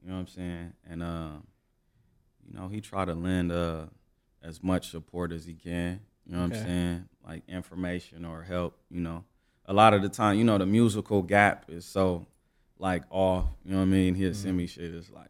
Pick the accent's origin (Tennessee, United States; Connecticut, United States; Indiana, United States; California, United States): California, United States; Los Angeles; I'm from South Central Los Angeles. Grew up like all around the city, but like mainly on 111 and San Pedro on the east side.